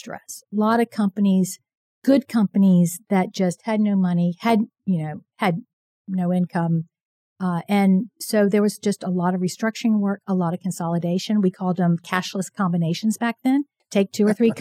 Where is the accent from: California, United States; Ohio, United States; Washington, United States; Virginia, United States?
Virginia, United States; moved away as an adult; now in Houston, United States; I grew up in Virginia.